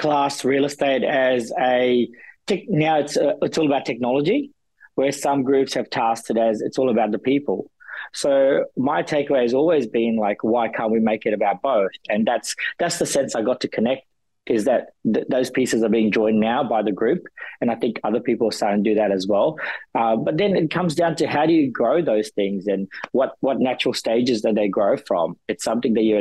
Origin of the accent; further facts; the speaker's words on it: New Zealand; moved away; I'm a Kiwi at heart